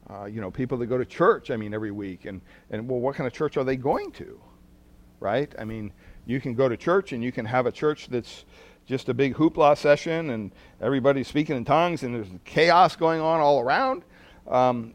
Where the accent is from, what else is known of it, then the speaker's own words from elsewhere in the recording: Pennsylvania, United States; moved away; growing up on the East Coast in Pennsylvania